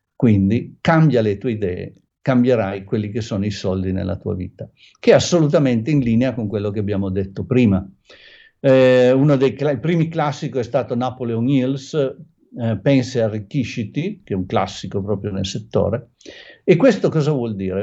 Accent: Turin, Piedmont, Italy; io sono di Torino

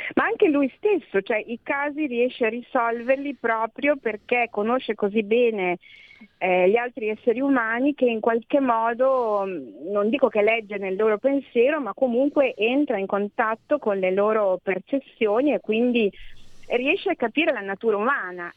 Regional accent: Ferrara, Emilia-Romagna, Italy; io sono di Ferrara, come tu sai. A Ferrara io ormai sono quella del foresto

